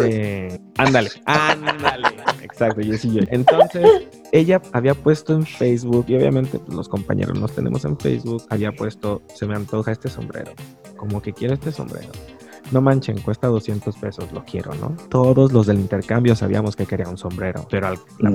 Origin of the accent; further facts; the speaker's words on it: Guadalajara, Jalisco, Mexico; he ido creciendo acá en Guadalajara con los charros